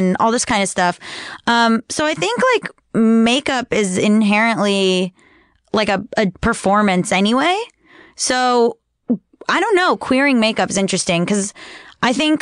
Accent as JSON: {"language": "English", "town": "Hollywood", "region": "Florida", "country": "United States", "said": "I'm from Hollywood Beach, Florida. Hollywood, Florida. My parents are in Cooper City, Florida."}